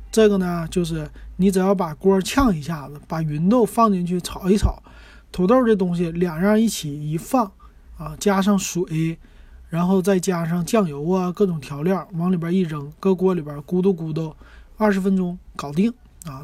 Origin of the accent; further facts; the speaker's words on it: Northeast China, China; 是我们东北人喜欢的吃的一个炖菜